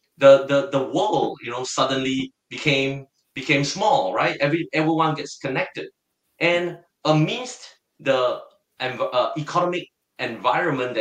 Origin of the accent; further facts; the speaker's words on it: Singapore; I am totally a Singaporean and I'm proud to be one